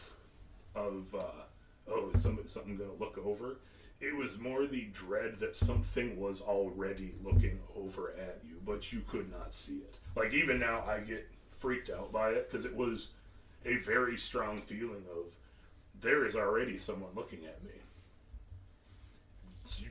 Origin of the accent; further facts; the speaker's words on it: Kansas City, United States; I've always been in the city. I was born in Kansas City. I've always lived in town